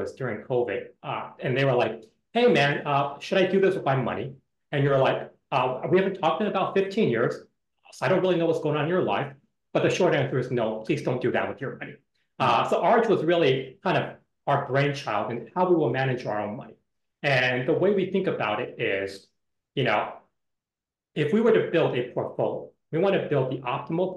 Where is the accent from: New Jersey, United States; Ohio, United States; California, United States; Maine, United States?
California, United States; San Jose; I grew up in San Jose, California